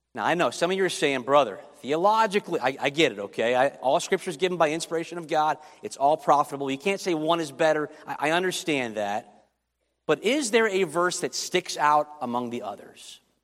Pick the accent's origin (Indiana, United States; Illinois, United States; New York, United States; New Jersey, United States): Illinois, United States; Chicago; I grew up in Chicago